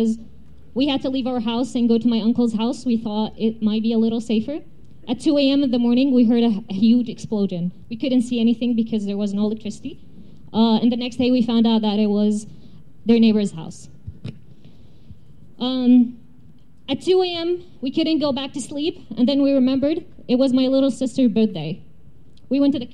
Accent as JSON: {"language": "English", "town": "Gaza", "region": "Gaza Strip", "country": "Palestine", "tie": "born or raised there", "moved": "yes", "said": "I am a Palestinian refugee from Beersheba, South Palestine. Even though I was born and raised in Gaza"}